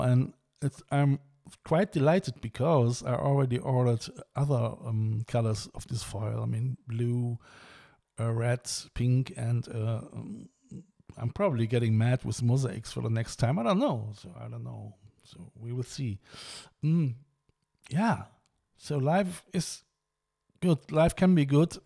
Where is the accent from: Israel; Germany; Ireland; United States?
Germany; I mean I'm German. I'm coming from the River Rhine